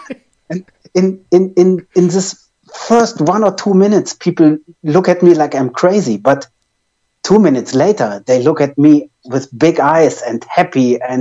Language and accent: English; Germany; accent: German; English is a second language; my German accent